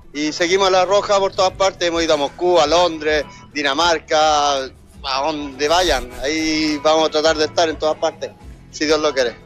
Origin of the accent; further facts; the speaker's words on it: Valparaíso, Chile; moved away as an adult; also born or lived in Sweden; now in Stockholm, Sweden; yo soy de Valparaíso, de placeres, viví en Suecia 30 años